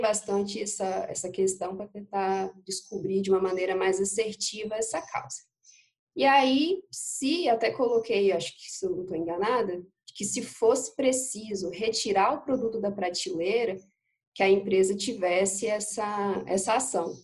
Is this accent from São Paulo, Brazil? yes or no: no; Espírito Santo, Brazil; eu sou do Espírito Santo, moro em Aracruz, aqui no interior do estado.